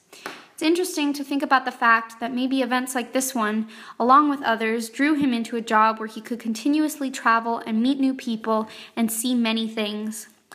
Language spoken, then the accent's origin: English; Los Angeles, California, United States; I was between my sophomore and junior years in high school, and I grew up in Los Angeles, California.